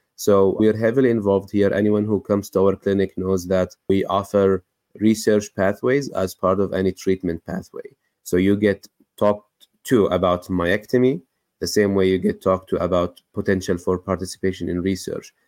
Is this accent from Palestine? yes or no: yes; West Bank, Palestine; moved away as an adult; now in United States; I grew up in the West Bank, Palestine, and then I went to medical school, then immediately after moved to the United States